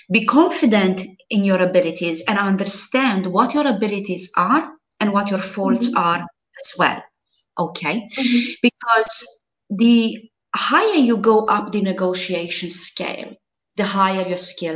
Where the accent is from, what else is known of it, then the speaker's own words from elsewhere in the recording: Romania; moved away as an adult; now in Malta; Before I moved to Malta almost 7 years ago, I was interviewing in my home country, in Romania